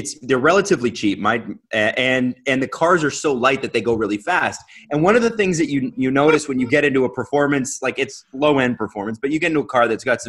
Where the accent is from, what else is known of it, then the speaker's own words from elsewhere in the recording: Toronto, Ontario, Canada; also born or lived in Calgary; Toronto's my hometown